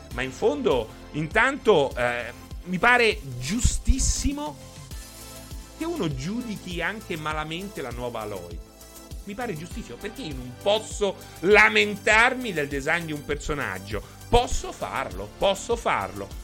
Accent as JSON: {"language": "Italian", "town": "Rome", "region": "Lazio", "country": "Italy", "tie": "born or raised there", "said": "sono nato a Roma il 5 gennaio 1980"}